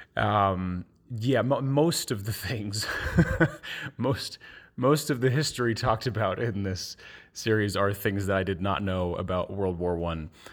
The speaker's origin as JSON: {"language": "English", "town": "Bethlehem", "region": "Pennsylvania", "country": "United States", "said": "I'm from Bethlehem, Pennsylvania"}